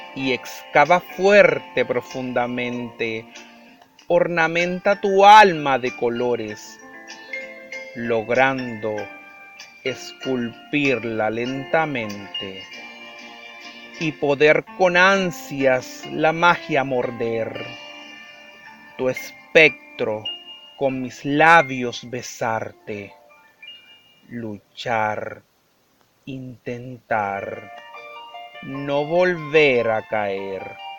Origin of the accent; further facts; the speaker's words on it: Colombia; de Colombia